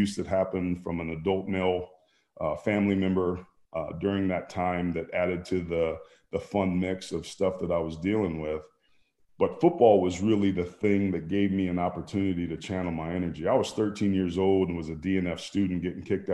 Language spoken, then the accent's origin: English; Bay Area, California, United States; I grew up in the Bay Area.